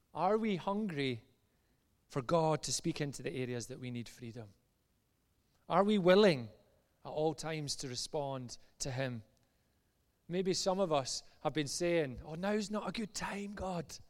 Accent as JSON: {"language": "English", "area": "just outside Glasgow", "region": "Scotland", "country": "United Kingdom", "said": "as you maybe tell from my accent, I'm from just outside Glasgow"}